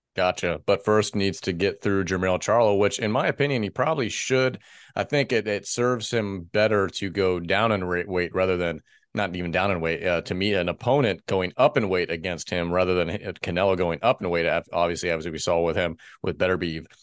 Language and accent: English; United States; As an American